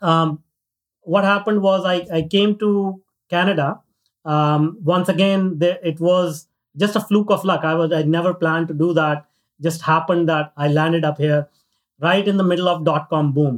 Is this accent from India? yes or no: yes; northern India, India; moved away; I grew up in India in a very, very small town, north part of India.